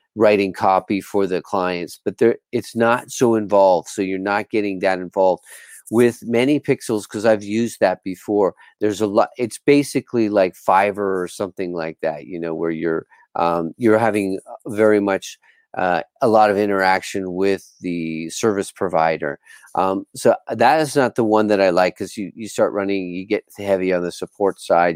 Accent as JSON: {"language": "English", "country": "Bermuda", "also_born_or_lived": "Sayulita, Nayarit, Mexico", "moved": "as an adult", "said": "I'm from Bermuda in the Caribbean, and I moved to Sayulita from Bermuda"}